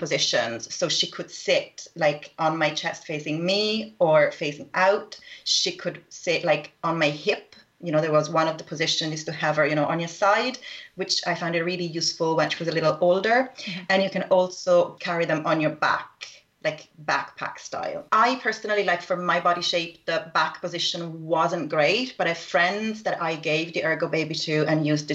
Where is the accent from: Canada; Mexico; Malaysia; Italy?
Italy; Rome, Lazio; I am from Rome